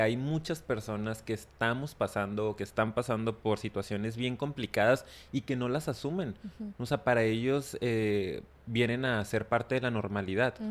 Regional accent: Mexico; Sobre todo en la cultura mexicana, digo, hablando por lo que yo conozco, Y, y he vivido

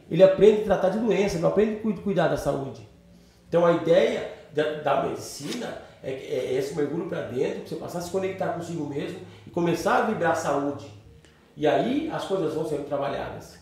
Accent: Itatiba, São Paulo, Brazil; also born or lived in São Bernardo do Campo; eu moro em Itatiba, não nasci em Itatiba, mas moro aqui já há 30 e poucos anos

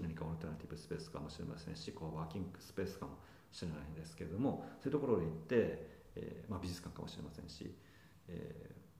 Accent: Yamagata, Japan; now in Tokyo, Japan; 私山形出身

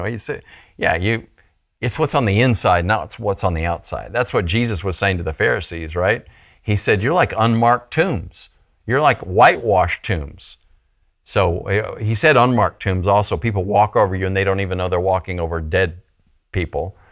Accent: Phoenix, Arizona, United States; I grew up in Phoenix, Arizona

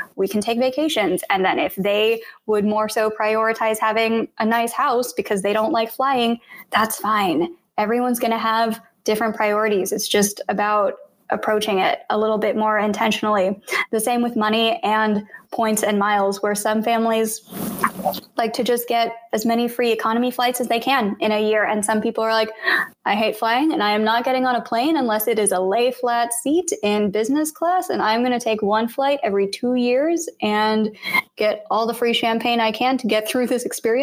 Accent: Blue Springs, Missouri, United States; I grew up in Blue Springs, Missouri, and it was 93% white when I was growing up

